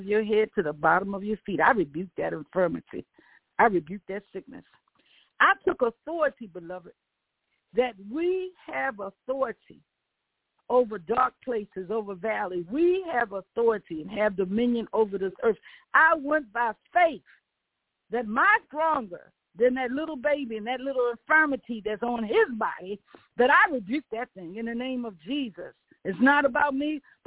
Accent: the South, United States; I'm from the South

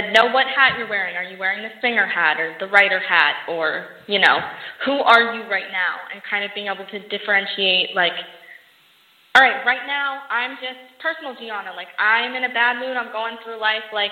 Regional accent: Las Vegas, Nevada, United States; also born or lived in Los Angeles; I actually travel back and forth from Los Angeles and my hometown, Las Vegas, all the time

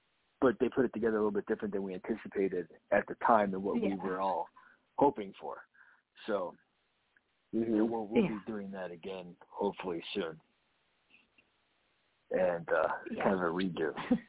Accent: Florida, United States; from Ohio. I grew up in South Florida, so just my entire family is from the Ohio area.

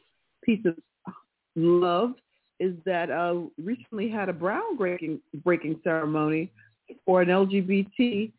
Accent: Tennessee, United States; they reduced me to the child I was growing up in Tennessee. Yes, ma'am. No, ma'am.

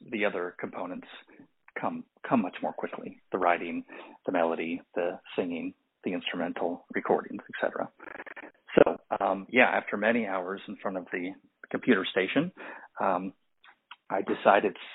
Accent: Santa Barbara, California, United States; moved away as an adult; now in Los Angeles, United States; I'm originally from Santa Barbara, California. And then after college, I moved to Los Angeles, and I've lived here my entire adult life.

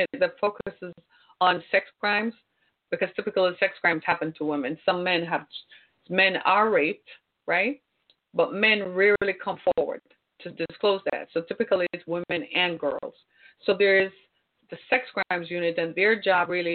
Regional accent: Jamaica; moved away as an adult; also born or lived in Orlando, Florida / Miami; now in United States; my home country, Jamaica

